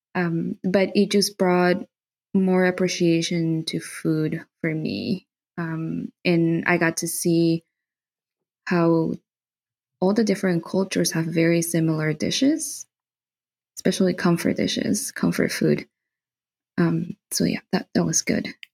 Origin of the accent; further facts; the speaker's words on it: Santa Cruz, Bolivia; English is a second language; also born or lived in Buenos Aires, Argentina / Toronto, Canada; now in Germany; I grew up in Bolivia